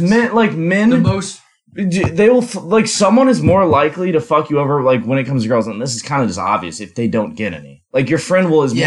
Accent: St. Louis, Missouri, United States; moved away; I'm actually from St. Louis, Missouri

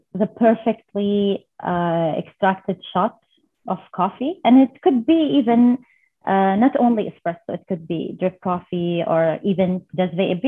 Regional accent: Saudi Arabia; I'm from Saudi Arabia.

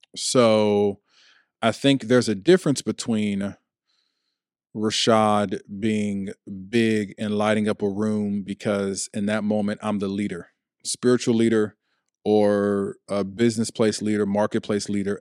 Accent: Chicago, Illinois, United States; also born or lived in Ohio; now in Washington, D.C. metropolitan area, United States; I'm from Chicago, Illinois. I've lived in Ohio. I now live in the D C metropolitan area.

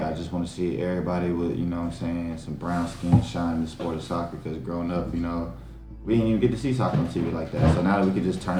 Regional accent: United States; I as an American

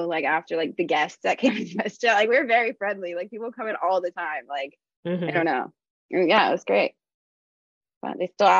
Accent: Alamo, California, United States; moved away as an adult; now in Oakland, United States; I grew up in Alamo, so it was just like right there. And so I just stayed working in Danville, even though I lived in Oakland since I was like 22.

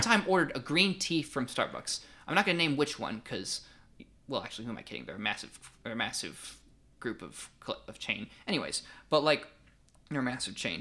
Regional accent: Fayetteville, United States; I do wanna shout out my hometown, Cameo Art House Theater. If anybody who's in the Fayetteville area

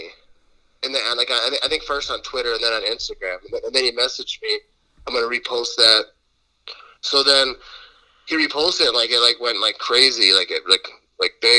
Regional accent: Green Bay, Wisconsin, United States; I was born in Green Bay, so I grew up being a Packers fan

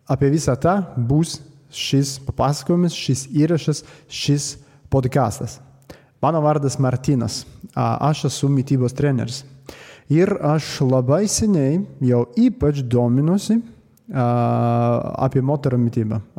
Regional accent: Latvia; Lithuanian is a second language; lietuvių kalba tai ne mano pirmoji kalba, aš esu latvis. A, lietuviškai aš tik mokosi dar

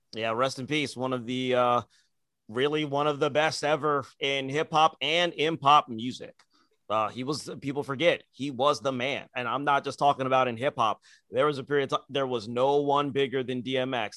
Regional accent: Nigeria; as a Nigerian

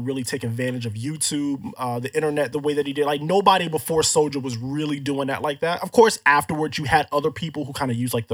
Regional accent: Florida, United States; growing up in Florida

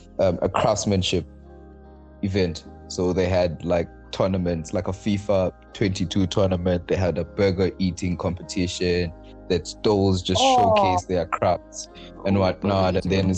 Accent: Manzini, Eswatini; I am from Manzini

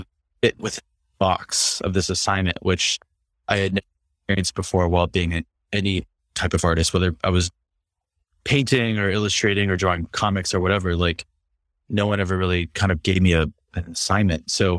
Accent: East Coast, United States; also born or lived in Midwest; because I grew up on the East Coast and in the Midwest.

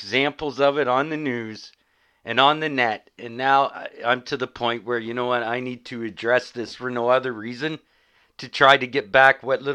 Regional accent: Canada; as a Canadian

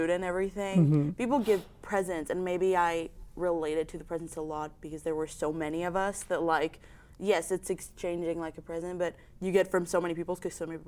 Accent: Mexico; moved away as an adult; now in United States; I'm a sophomore from Mexico

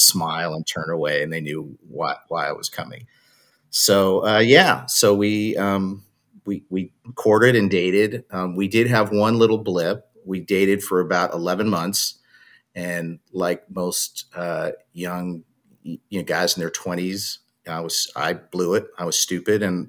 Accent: Los Angeles, California, United States; also born or lived in New York / Arizona / San Diego, California; now in Salinas, United States; I grew up early in New York. So I lived in New York till I was about 8. Then we moved to Southern California, LA, till I was 18

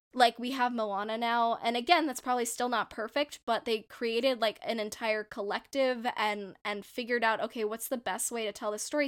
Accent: India; my authentic experience of being a Indian person

